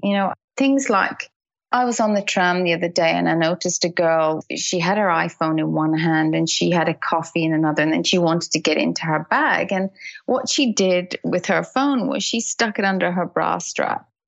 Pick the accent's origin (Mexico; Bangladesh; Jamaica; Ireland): Ireland; Dublin, Leinster; moved away as an adult; also born or lived in United Kingdom; now in Australia; I grew up in Dublin and we lived in the UK for a lot of years